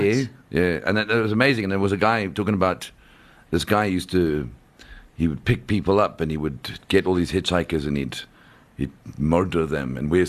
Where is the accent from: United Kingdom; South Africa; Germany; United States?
South Africa; We're from South Africa